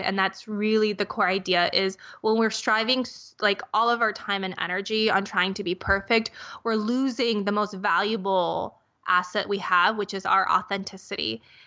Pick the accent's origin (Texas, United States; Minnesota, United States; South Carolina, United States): Minnesota, United States; I grew up in Minnesota